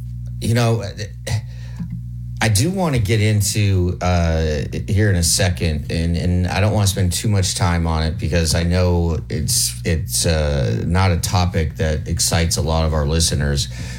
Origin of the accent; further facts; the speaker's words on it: Midwest, United States; a kid growing up in the Midwest.